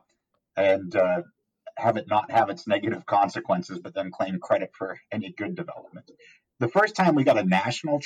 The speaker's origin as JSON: {"language": "English", "region": "Massachusetts", "country": "United States", "tie": "born or raised there", "moved": "yes", "lives_now": "Texas, United States", "said": "my home state, or the home state of Massachusetts"}